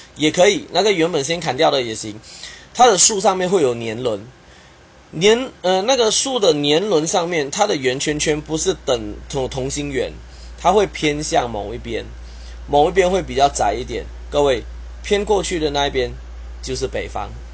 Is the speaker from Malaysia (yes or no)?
yes; Kuching, Sarawak, Malaysia; now in Taiwan; 马来西亚我的家乡沙捞越古晋